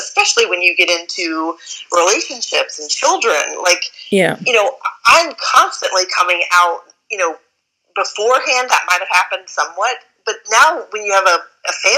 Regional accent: Midwest, United States; growing up in the Midwest

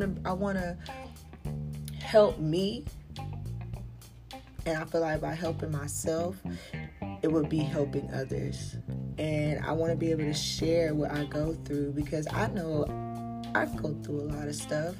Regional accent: South Carolina, United States; I'm from South Carolina

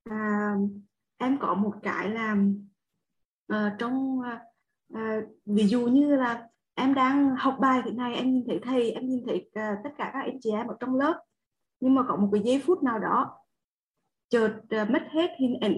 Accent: Đông Hà, Quảng Trị, Vietnam; Dạ em sinh ra và lớn lên ở Đông Hà là Quảng Trị thầy.

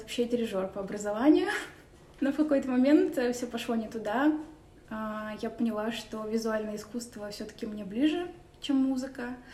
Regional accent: Saint Petersburg, Russia; я родилась в Петербурге, коренной житель

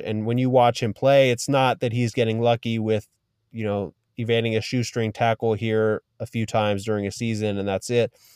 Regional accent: Bay Area, California, United States; also born or lived in Oakland; I grew up in the Bay Area, so I was a forty-niners fan as a young lad

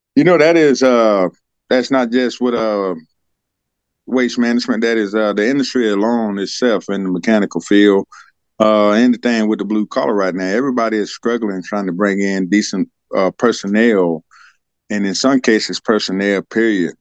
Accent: Senoia, Georgia, United States; also born or lived in Germany; I was born and raised right here in Georgia

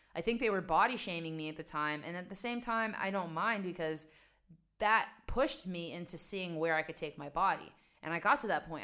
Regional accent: West Virginia, United States; also born or lived in New York; now in Amsterdam, Netherlands; I grew up in West Virginia and this was at a time when nobody had internet.

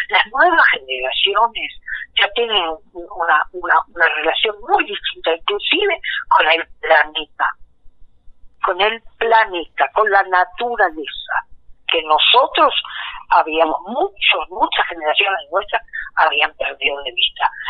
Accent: Mesopotamia, Argentina; now in Buenos Aires, Argentina

